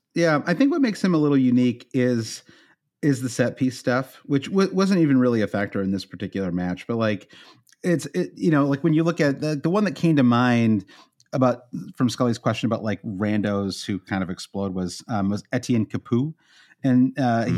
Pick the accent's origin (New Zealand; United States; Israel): United States; as an American